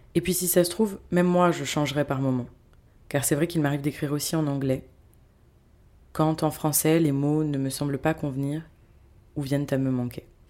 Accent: France; moved away as an adult; also born or lived in Bordeaux / Paris; now in Cairo, Egypt; j'ai quitté la France et me suis installée au Caire, en Égypte.

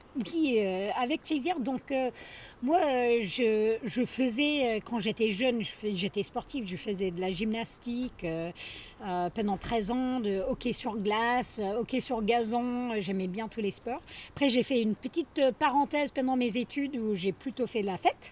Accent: northeastern United States, United States; French is a second language; moved away as an adult; also born or lived in Grenoble, France; now in Chamonix, France; Donc je viens euh, du nord-est des États-Unis, je dis souvent en haut à droite

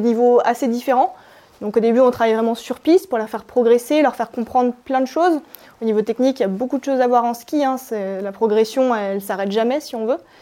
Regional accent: Maurienne, Auvergne-Rhône-Alpes, France; Je viens de Maurienne, à euh, Albi-Moron, c'est une petite station euh, à 1600 mètres

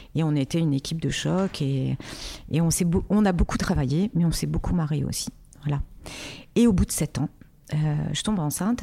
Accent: Casablanca, Casablanca-Settat, Morocco; now in France; D'où je viens Je suis née à Casablanca au Maroc

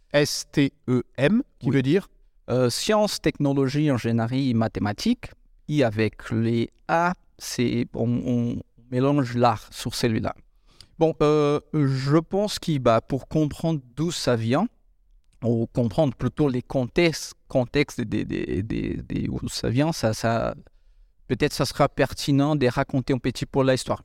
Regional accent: Brazil; moved away; Je viens de l'Amérique du Sud

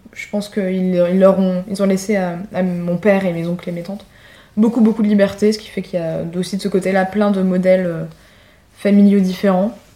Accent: Paris, Île-de-France, France; j'ai dû répondre de Paris

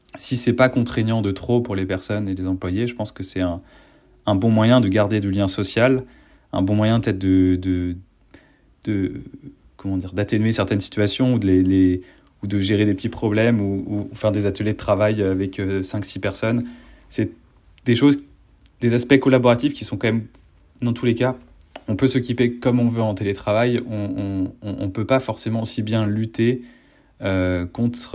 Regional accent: Rennes, Brittany, France; moved away; je suis de Rennes

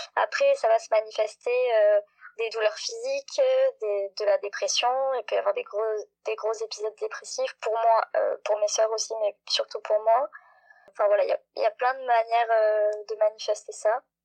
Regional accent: Montpellier, Occitania, France; très loin de chez moi à Montpellier

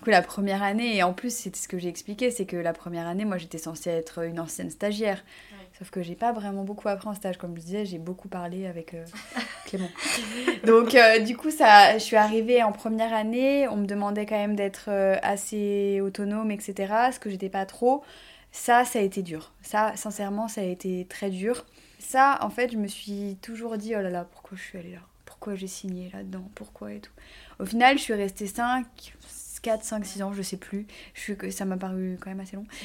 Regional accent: Burgundy, Bourgogne-Franche-Comté, France; moved away as an adult; also born or lived in Nancy; Donc je viens de Bourgogne

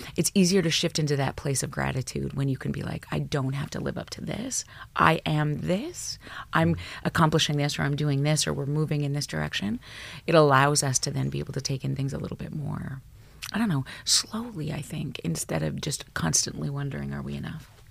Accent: Alberta, Canada; I grew up in Alberta, small town Alberta

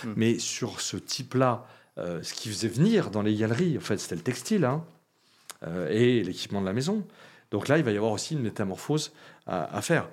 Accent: Lyon, Auvergne-Rhône-Alpes, France; je suis lyonnais

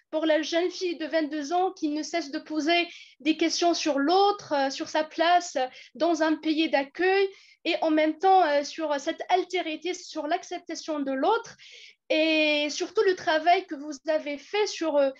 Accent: Algeria; moved away; je suis étudiante en deuxième année master littérature générale et comparée. Enfin, je viens de l'Algérie.

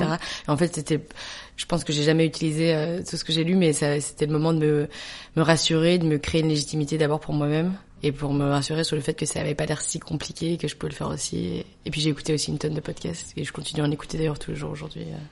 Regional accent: Belgium; moved away as an adult; also born or lived in New York; now in France; je suis belge. Toute ma famille est belge. J'ai grandi en Belgique. Je suis arrivée en France euh, au moment de master

